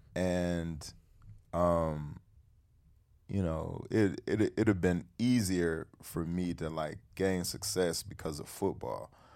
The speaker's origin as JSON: {"language": "English", "town": "Detroit", "region": "Michigan", "country": "United States", "tie": "born or raised there", "said": "Detroit, my hometown"}